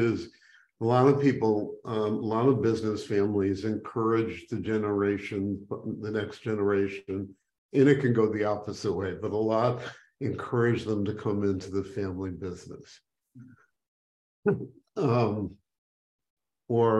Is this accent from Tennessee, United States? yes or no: no; Skokie, Illinois, United States; I grew up in Skokie, Illinois, which, you know, a little suburb outside of Chicago